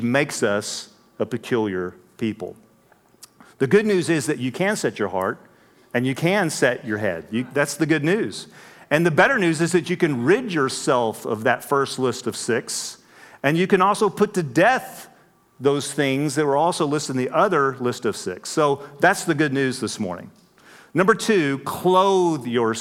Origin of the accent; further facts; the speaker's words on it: West Texas, United States; moved away; I grew up out in West Texas. That's why I talk so funny